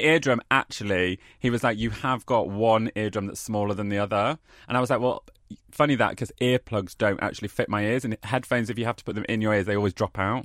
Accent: Keighley, Yorkshire and the Humber, United Kingdom; also born or lived in Nottingham; now in London, United Kingdom; I was born in Keighley

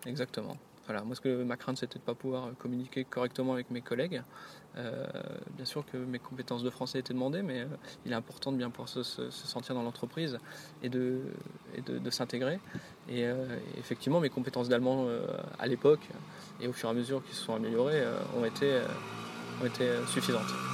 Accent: France; first language French; moved away as an adult; also born or lived in Brittany; now in Germany; j'arrivais en tant que Français et le seul de l'entreprise

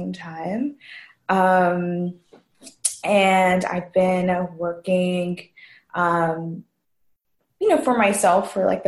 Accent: New York, United States; now in Rhode Island, United States; I'm originally from New York

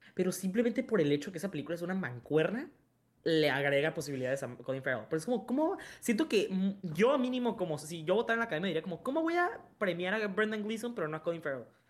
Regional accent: Mexico; soy mexicano

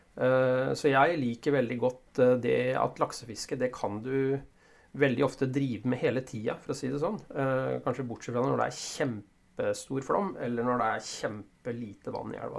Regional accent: Ski, Akershus, Norway; moved away; jeg kom jo fra Oslo-området, fra Ski nærmere bestemt

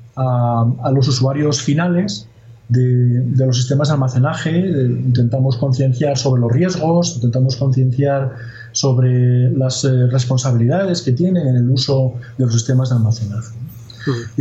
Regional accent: Asturias, Spain; Yo soy asturiano

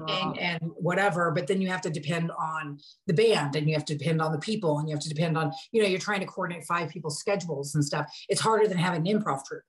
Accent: Portland, Oregon, United States; I grew up in Portland, because like when I grew up, I spent my early years on Hawthorne and 36th

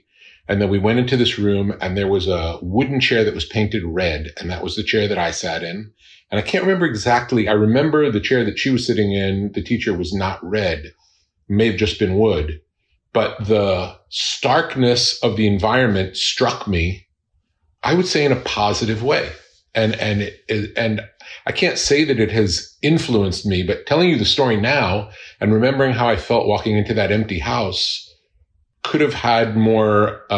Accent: Long Beach, New York, United States; moved away as an adult; now in California, United States; Long Island, Long Beach.

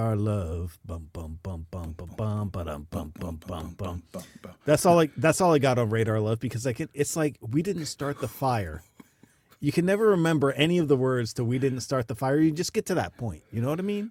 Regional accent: Miami, Florida, United States; moved away; I'm from Miami

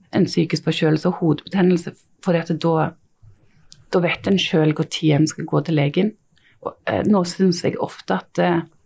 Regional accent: Stavanger area, Rogaland, Norway; jeg er jo fra Stavanger-området

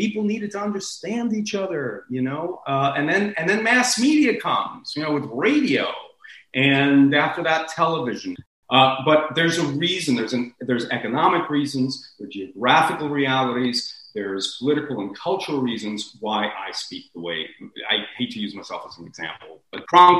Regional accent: Miami, Florida, United States; also born or lived in New York City; I was born in East Harlem in New York City, son of political exiles or immigrants. I was raised half my life in Miami.

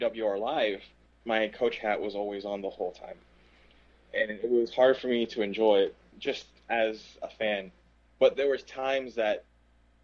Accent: Puerto Rico; I'm Puerto Rican.

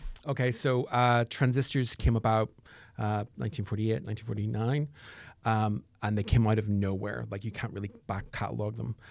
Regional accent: Northern Ireland, United Kingdom; I'm from Northern Ireland.

